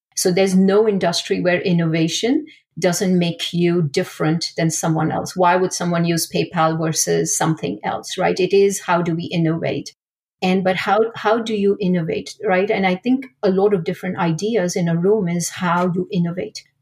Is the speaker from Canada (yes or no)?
no; India; moved away; I grew up in India